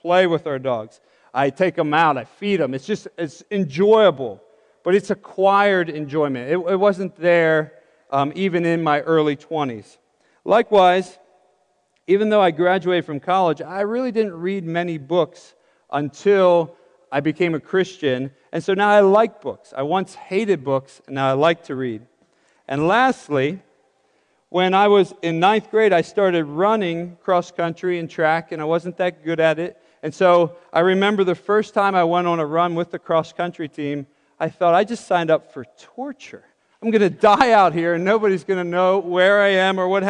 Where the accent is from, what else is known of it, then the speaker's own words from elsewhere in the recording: near the Chesapeake Bay, eastern Pennsylvania, United States; now in western Pennsylvania, United States; I'm from Pennsylvania, but the eastern side, grew up near the Chesapeake Bay